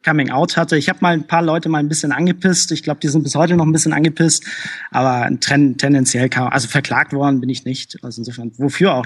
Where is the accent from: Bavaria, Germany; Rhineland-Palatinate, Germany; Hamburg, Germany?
Hamburg, Germany; also ich bin in Hamburg geboren, aber meine Eltern sind halt entsprechend aus Polen geflohen